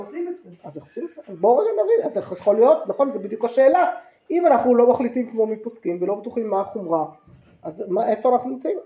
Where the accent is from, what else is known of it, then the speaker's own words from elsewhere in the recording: Jerusalem, Jerusalem District, Israel; גדלתי בעיר העתיקה